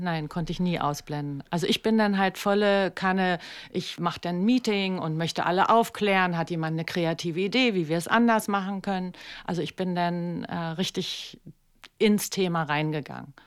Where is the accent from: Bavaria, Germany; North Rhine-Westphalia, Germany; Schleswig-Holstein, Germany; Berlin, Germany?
Berlin, Germany; also born or lived in New York; ich komme ja aus Kreuzberg